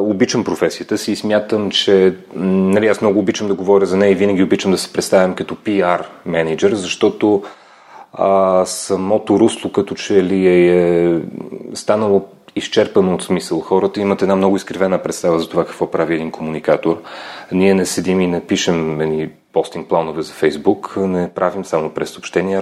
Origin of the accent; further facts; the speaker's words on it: Lom, Montana Province, Bulgaria; moved away; also born or lived in United Kingdom / Belgium / Brazil; момче съм от Лом, там съм роден а, и много си го обичам това място. Всъщност след няколко часа заминавам на там, че ми липсва родния край